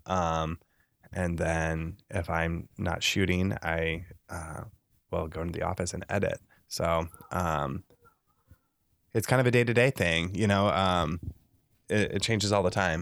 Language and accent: English; Le Mars, Iowa, United States; also born or lived in Lincoln, Nebraska; now in Nebraska, United States; I'm originally from Northwest Iowa, a s, s, a small town called Lamar's, Iowa.